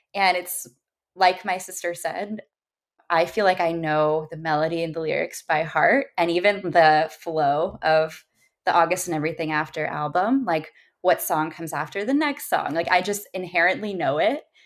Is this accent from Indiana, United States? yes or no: no; Orange County, California, United States; I grew up in Orange County. I'm a SoCal girl